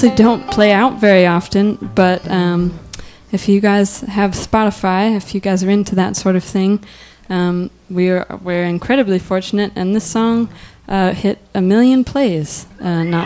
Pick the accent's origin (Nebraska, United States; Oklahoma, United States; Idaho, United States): Idaho, United States; Sandpoint; I was interning at a newspaper in my hometown